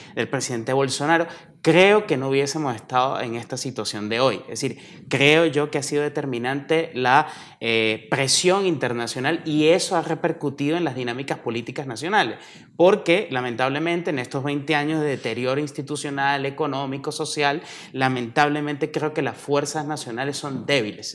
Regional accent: Venezuela; Yo como venezolano

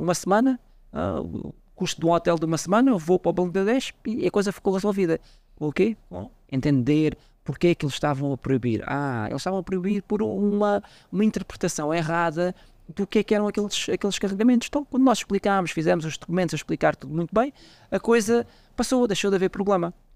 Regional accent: Portugal; now in Mozambique; Eu, eu como sou português

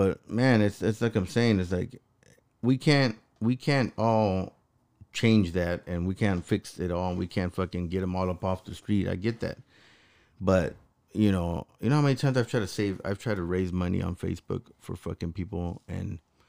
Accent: Los Angeles, California, United States; look, I came from Los Angeles, and I used to fight a lot, right?

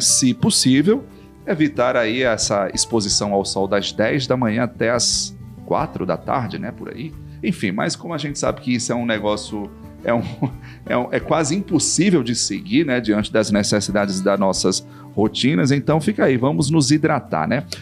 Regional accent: Sertão, Brazil; also born or lived in Mossoró; como sertanejo, né, quem mora no sertão, nessa região do semiárido

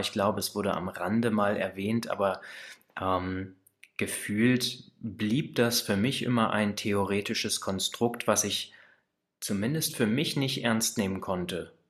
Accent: Kassel, Hesse, Germany; also born or lived in Baunatal; Ich komme aus der Mitte Deutschlands, aus Kassel bzw. aus Baunatal

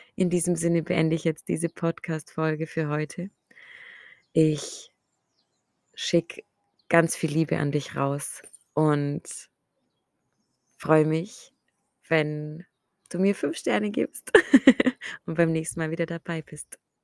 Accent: Ulm, Baden-Württemberg, Germany; meine Heimatstadt, wo ich lebe, nach Ulm

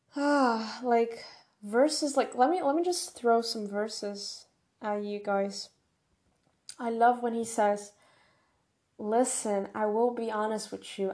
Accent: Brazil; first language Portuguese; English is a second language

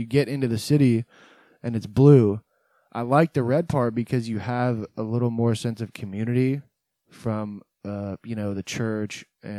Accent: San Francisco Bay Area, California, United States; moved away as an adult; now in Nashville, United States; I'm from the San Francisco Bay Area.

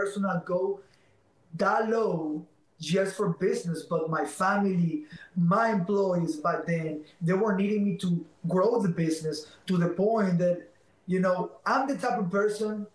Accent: Venezuela; English is a second language; now in United States; I'm not Mexican. I'm from Venezuela.

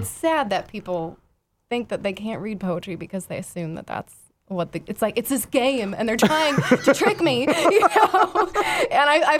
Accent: Houston, Texas, United States; moved away as an adult; also born or lived in Vancouver; I grew up in Houston, so that was kind of the only beautiful thing to look at in the suburbs of Houston.

